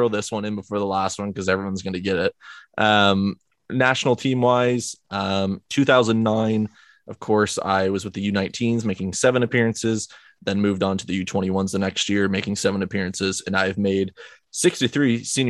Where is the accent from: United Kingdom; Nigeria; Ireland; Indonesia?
United Kingdom; Sheffield, Yorkshire and the Humber; born there; I was born in Sheffield, England on the 28th of May 1990.